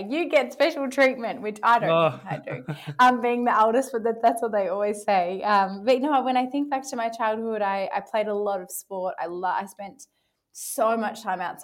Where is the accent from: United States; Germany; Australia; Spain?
Australia; Melbourne, Victoria; I was born in East Melbourne and I live in Bayside in Melbourne now.